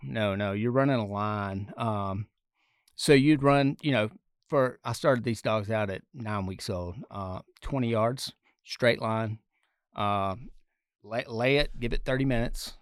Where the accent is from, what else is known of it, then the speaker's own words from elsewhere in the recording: the South, United States; moved away as an adult; now in Colorado, United States; I grew up in the South